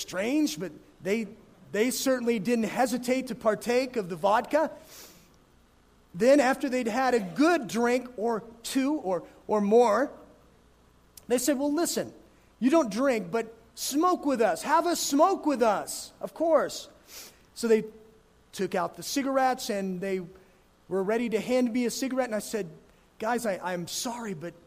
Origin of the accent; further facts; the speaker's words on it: Gunnison, Colorado, United States; moved away; I grew up in Gunnison, where splitting wood was certainly part of life there